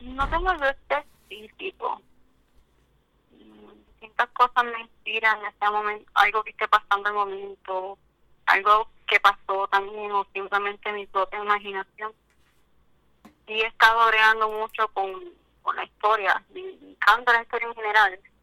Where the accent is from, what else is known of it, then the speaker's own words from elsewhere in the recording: Cabo Rojo, Puerto Rico; soy de Cabo Rojo